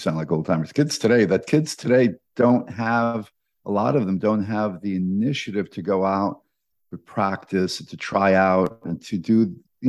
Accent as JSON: {"language": "English", "region": "New York", "country": "United States", "tie": "born or raised there", "said": "as Mets fans, when we grew up in New York"}